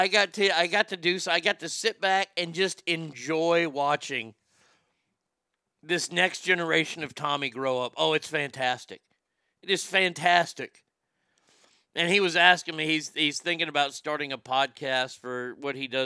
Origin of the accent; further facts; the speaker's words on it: United States; also born or lived in Texas; as an American